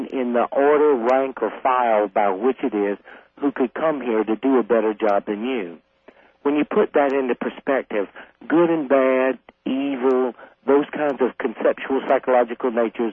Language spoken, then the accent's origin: English; South Carolina, United States; I grew up fighting in the South